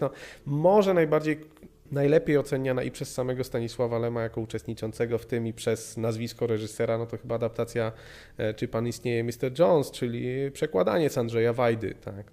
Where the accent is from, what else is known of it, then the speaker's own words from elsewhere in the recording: Opole Voivodeship, Poland; U nas na Opolszczyźnie pamiętam, że fragmenty właśnie pilota Pirksa jako, jako jakaś le-, lektura uzupełniająca